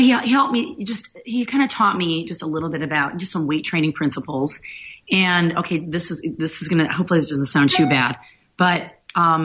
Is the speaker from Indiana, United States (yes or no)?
yes; Griffith, Indiana, United States; moved away as an adult; also born or lived in Gary, Indiana / Decatur, Illinois / Chicago, Illinois; now in Boca Raton, United States; I grew up in Indiana. So I was born in Gary, Indiana, and I grew up in Griffith, Indiana